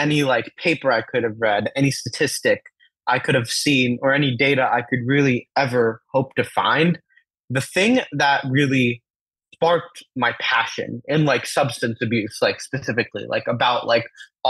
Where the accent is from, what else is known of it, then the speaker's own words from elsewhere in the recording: United States; first language Telugu; the beautiful and shiny clinics in the USA that I was really used to growing up